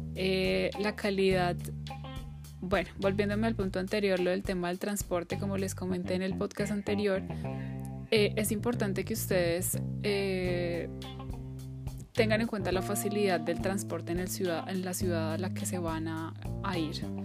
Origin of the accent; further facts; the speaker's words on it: Colombia; moved away as an adult; mi país de origen